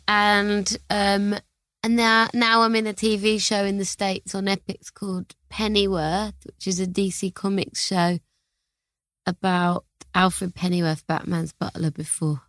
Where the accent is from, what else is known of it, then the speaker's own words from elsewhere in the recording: London, United Kingdom; I'm from Hackney in London